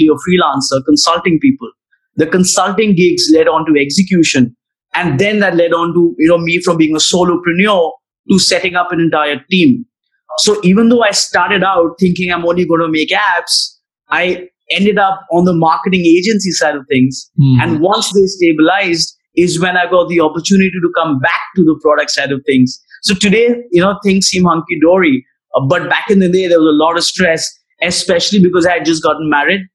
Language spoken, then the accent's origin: English; New Delhi, Delhi, India; I'm from New Delhi, which is the capital of India